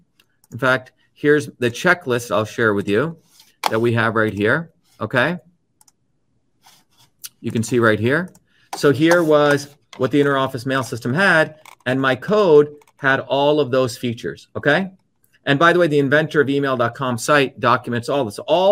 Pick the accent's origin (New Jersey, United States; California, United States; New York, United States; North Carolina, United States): New Jersey, United States; Newark; as a child growing up in Newark in that institution, I wasn't into secrecy like Bill Gates or Steve Jobs protecting everything.